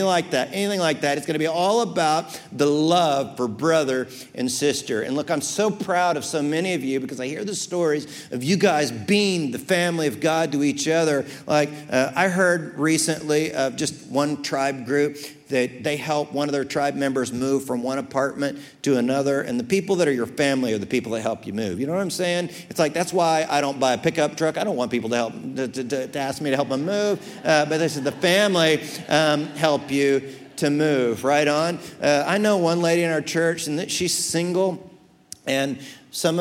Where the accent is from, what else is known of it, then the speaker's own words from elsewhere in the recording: United States; I'm American way second